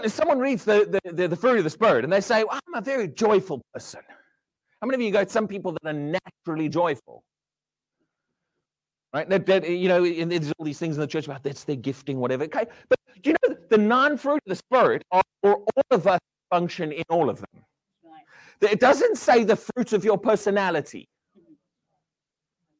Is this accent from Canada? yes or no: no; South Africa; now in United Kingdom; I'm South African, but I've lived here a long time.